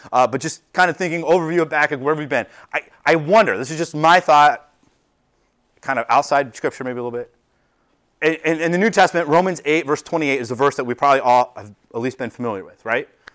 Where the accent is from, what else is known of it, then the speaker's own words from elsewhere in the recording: United States; we as American culture, we as a American church